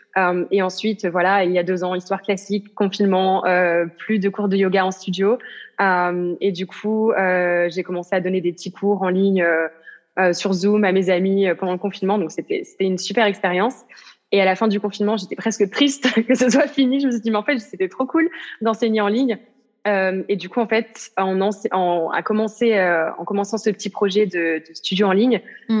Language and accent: French; south of France, France; moved away as an adult; now in Amsterdam, Netherlands; je viens du sud de la France à l'origine, et puis j'habite à Amsterdam, donc aux Pays-Bas.